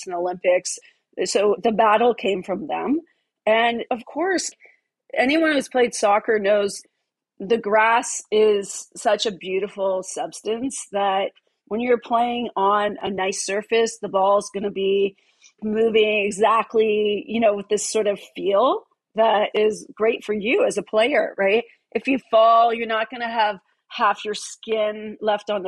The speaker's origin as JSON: {"language": "English", "country": "Canada", "said": "I am from Canada"}